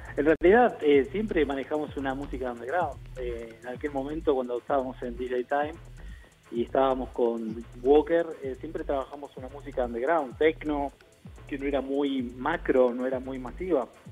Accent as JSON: {"language": "Spanish", "country": "Argentina", "said": "yo era argentino"}